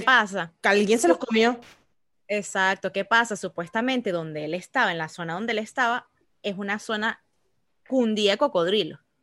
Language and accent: Spanish; Venezuela; now in United States; uno como, como venezolano que ve aquí